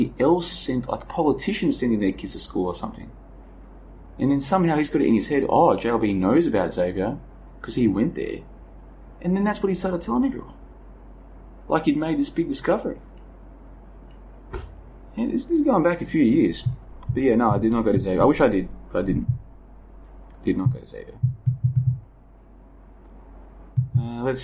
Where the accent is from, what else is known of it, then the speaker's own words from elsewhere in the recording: Melbourne, Victoria, Australia; the suburb I grew up in was the end of the line. It was the end of the metro network.